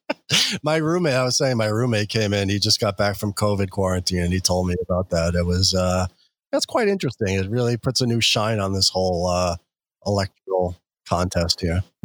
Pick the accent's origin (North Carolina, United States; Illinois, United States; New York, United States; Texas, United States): New York, United States; New York City; I'm a New Yorker